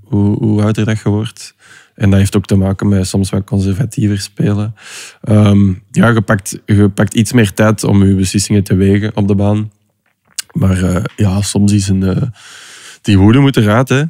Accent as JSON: {"language": "Dutch", "country": "Belgium", "said": "Als Belg"}